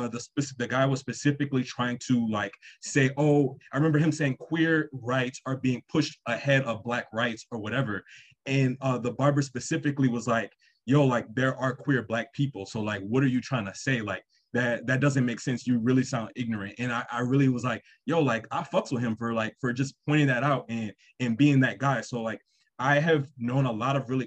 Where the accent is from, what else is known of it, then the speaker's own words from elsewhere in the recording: New Orleans, Louisiana, United States; I grew up in New Orleans, Louisiana.